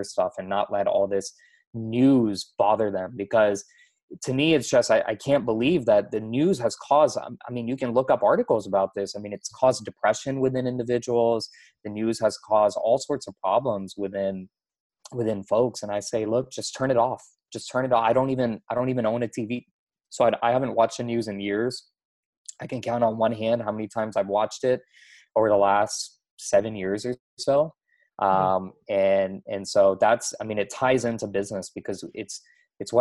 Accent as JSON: {"language": "English", "town": "Houston", "region": "Texas", "country": "United States", "tie": "born or raised there", "said": "I grew up in Houston, Texas"}